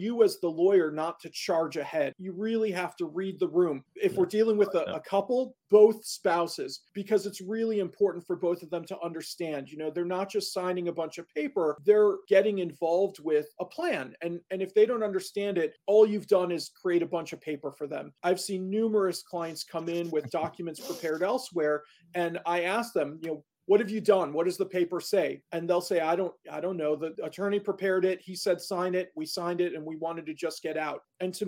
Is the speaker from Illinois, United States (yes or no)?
yes; Chicago, Illinois, United States; moved away as an adult; now in Milwaukee, United States; I grew up in Chicago, so relatively close to home, but not at home